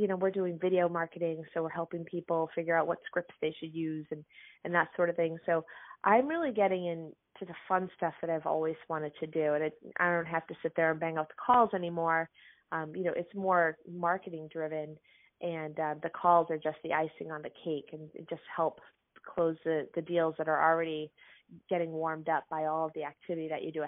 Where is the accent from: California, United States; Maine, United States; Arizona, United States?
Maine, United States; Lewiston; I grew up in Lewiston, Maine